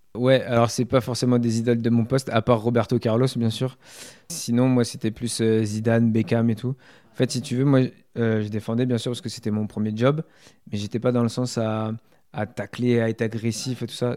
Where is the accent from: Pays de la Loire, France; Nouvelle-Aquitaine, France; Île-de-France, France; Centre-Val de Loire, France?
Centre-Val de Loire, France; Issoudun; moved away as an adult; also born or lived in Tours / Le Poinçonnet; J'ai été très longtemps à Issoudun